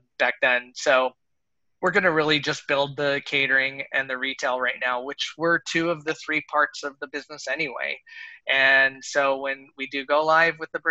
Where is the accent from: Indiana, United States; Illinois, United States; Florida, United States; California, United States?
California, United States; Southern; moved away as an adult; also born or lived in Long Beach, California; now in Fort Worth, United States; growing up in Southern California, of course, Mexican food is huge.